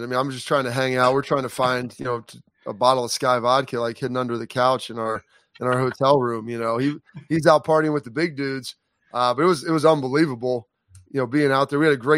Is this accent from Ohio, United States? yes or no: yes; Lancaster, Ohio, United States; I'm from Lancaster